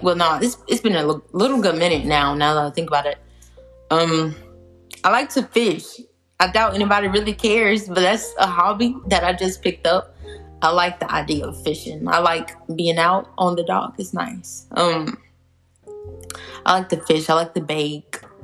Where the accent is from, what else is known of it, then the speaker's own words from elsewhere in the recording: South Georgia, United States; I'm from South Georgia, not the Georgia that's like Atlanta, but like yeah, the South Georgia area.